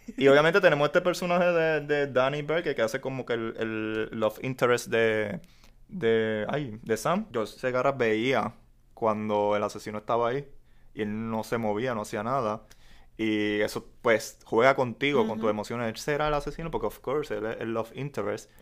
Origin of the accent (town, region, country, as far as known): Puerto Rico